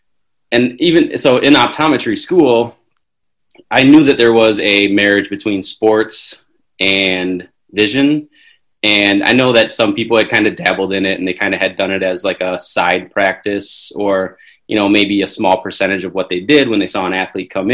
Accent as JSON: {"language": "English", "region": "Wisconsin", "country": "United States", "tie": "born or raised there", "also_born_or_lived": "Chicago, Illinois", "said": "I was born in Chicago, raised in Wisconsin"}